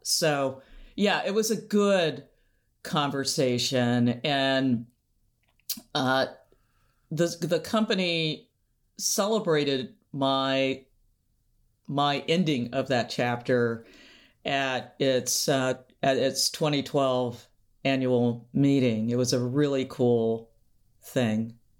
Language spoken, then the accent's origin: English; Seattle, Washington, United States; we're both from Seattle